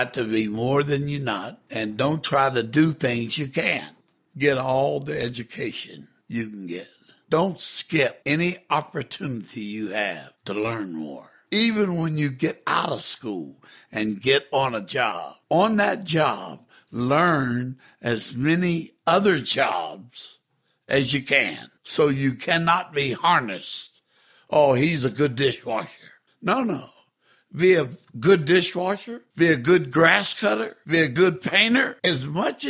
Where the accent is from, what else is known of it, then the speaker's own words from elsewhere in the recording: Wellsburg, West Virginia, United States; now in Homestead, United States; I was born on July 2nd, 1936, in Wellsburg, West Virginia.